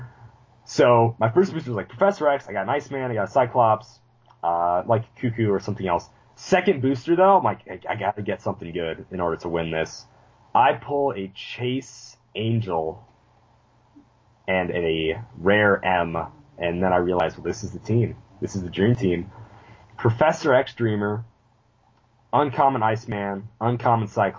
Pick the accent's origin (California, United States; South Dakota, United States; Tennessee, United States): South Dakota, United States; I'm that hick from South Dakota